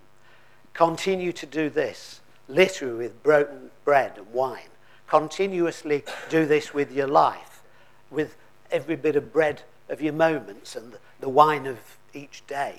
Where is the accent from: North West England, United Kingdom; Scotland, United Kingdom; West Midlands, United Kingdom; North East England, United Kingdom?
North West England, United Kingdom; Lancashire; I come from Lancashire